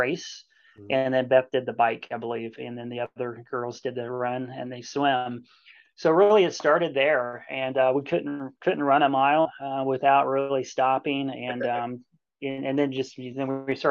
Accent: Washington, Indiana, United States; I was born and raised in Washington, Indiana, which is in southwestern Indiana. Grew up here.

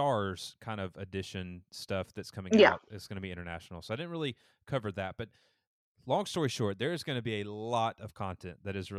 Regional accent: the South, United States; I'm from the South.

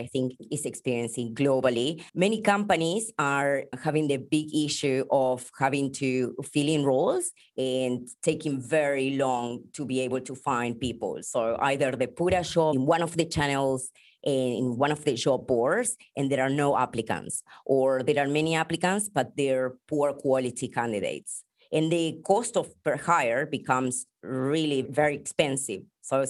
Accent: Buenos Aires, Argentina; moved away as an adult; now in Sydney, Australia; I'm originally from Buenos Aires, Argentina.

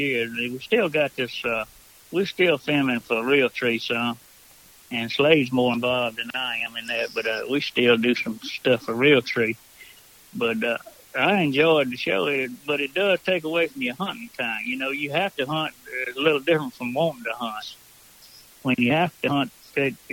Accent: Mississippi, United States; now in St. Francisville, Louisiana, United States; I was raised in Mississippi

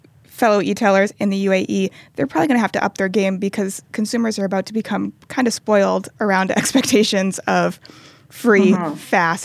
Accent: United States; as an American shopper

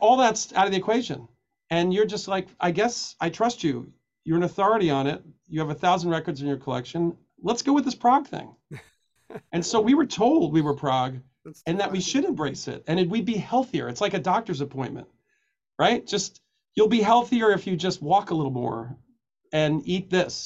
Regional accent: New York City, New York, United States; I grew up in Coney Island

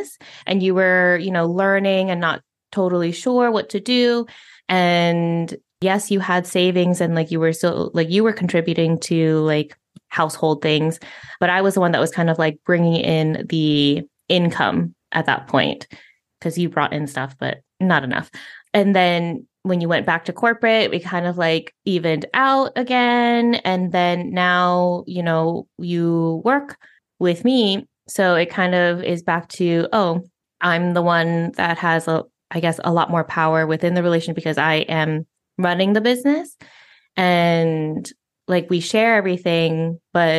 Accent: United States; first language English; moved away as an adult; now in Spain; being a native English speaker, of being from the United States

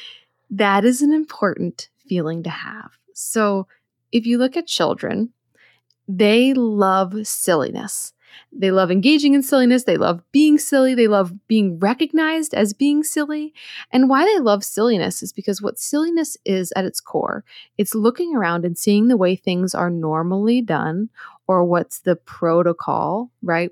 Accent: outside Philadelphia, Pennsylvania, United States; moved away; also born or lived in Hudson Valley / Brooklyn, New York City; I grew up outside Philadelphia, so I'm very familiar with the area

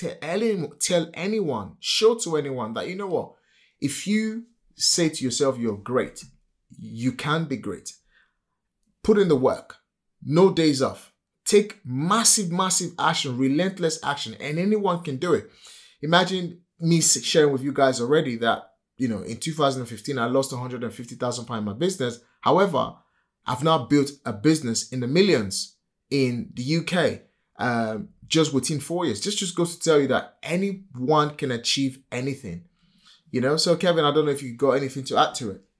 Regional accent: Nigeria; accent: typical African accent; English is a second language; moved away as an adult; now in United Kingdom; Born and raised in Nigeria

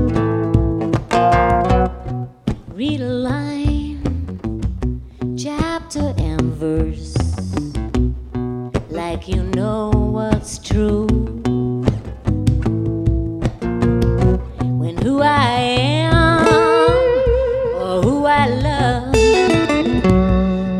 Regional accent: New Jersey, United States; I'm from New Jersey.

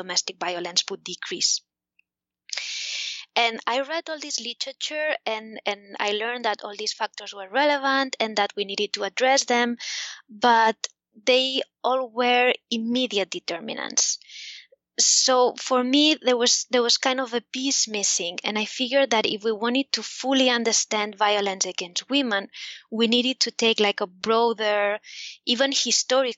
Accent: Spain; the government of Spain, where I'm from, in case you hadn't noticed from my accent

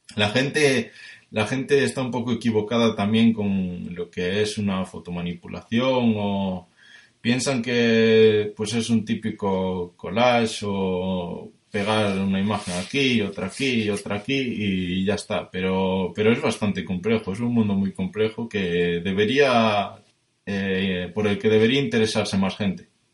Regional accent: Spain; soy de España, que tengo 23 años

